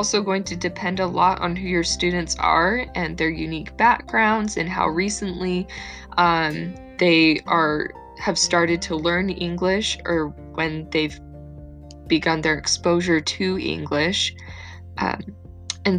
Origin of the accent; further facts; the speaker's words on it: Arizona, United States; moved away as an adult; now in Utah, United States; I grew up in Arizona. Now I'm attending Brigham Young University in Utah.